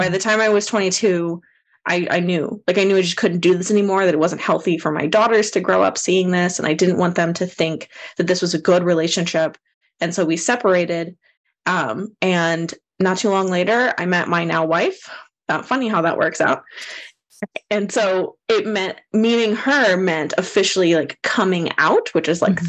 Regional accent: Austin, Texas, United States; I grew up here in the Austin, Texas area

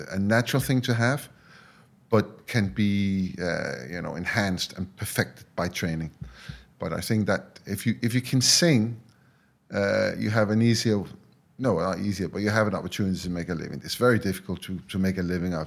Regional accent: Denmark; where I grew up. So I am from Denmark

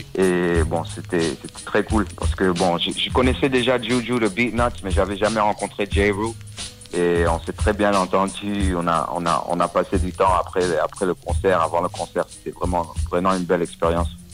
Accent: Washington, District of Columbia, United States; also born or lived in Paris, France / Comoros (ancestry); Je suis resté là jusqu'à 4 ans. Après, euh, on a déménagé, la famille a bougé à Washington D.C. Et bon, j'ai grandi autour de Washington et Maryland.

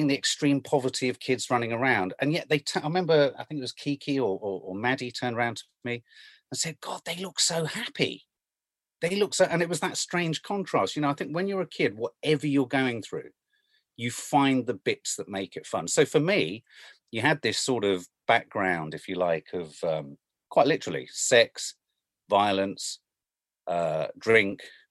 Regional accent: London, United Kingdom; also born or lived in Birmingham; so I came from Birmingham down to London, living in an area of London, which is weird because whenever I talk about where I grew up, everyone now goes, oh, you must be a posh kid because you came from Blenheim Crescent

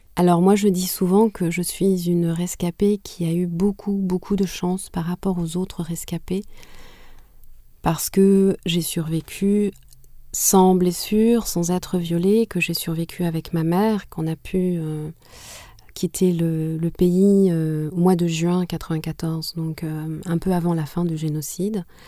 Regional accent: Butare, Southern Province, Rwanda; first language Kinyarwanda; French is a second language; also born or lived in Canada; now in France; Je suis née à Boutaré, qui est la deuxième ville du Rwanda.

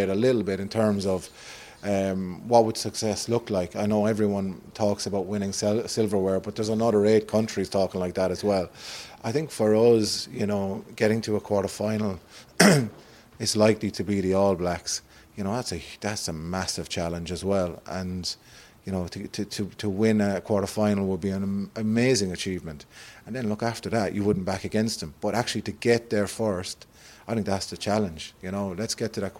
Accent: Cashel, Munster, Ireland; I come from Cashel in Tipperary, which is a rural community

